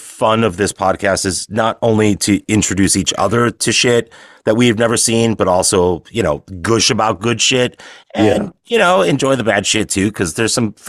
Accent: Chicago, Illinois, United States; now in Los Angeles, United States; because I was born and raised in Chicago.

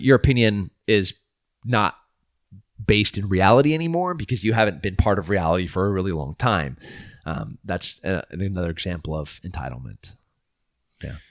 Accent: United States; we are beautiful American people

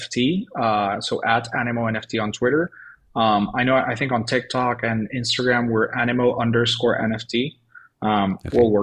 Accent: Venezuela; moved away; I'm originally from Venezuela

